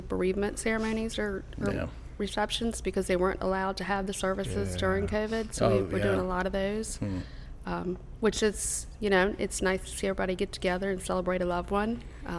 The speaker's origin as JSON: {"language": "English", "town": "Ashland", "region": "Virginia", "country": "United States", "tie": "born or raised there", "said": "In Ashland, right next door to Camp Town Racetrack."}